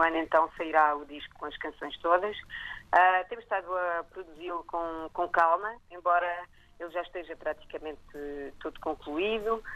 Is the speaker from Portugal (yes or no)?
no; Nice, Provence-Alpes-Côte d'Azur, France; moved away; eu nasci no sul de França, nasci em Nice